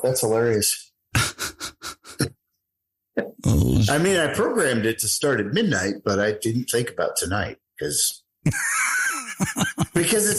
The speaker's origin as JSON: {"language": "English", "town": "Anchorage", "region": "Alaska", "country": "United States", "tie": "born or raised there", "said": "I grew up in Anchorage, Alaska"}